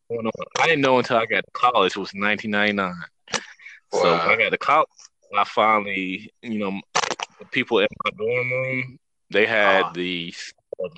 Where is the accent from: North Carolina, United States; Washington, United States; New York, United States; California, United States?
North Carolina, United States; eastern; I'm from North Carolina, eastern part of North Carolina